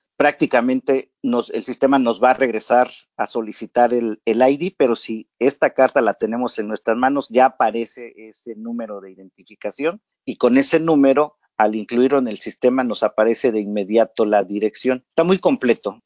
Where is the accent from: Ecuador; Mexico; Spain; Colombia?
Mexico; Oaxaca; moved away; yo soy de Oaxaca, México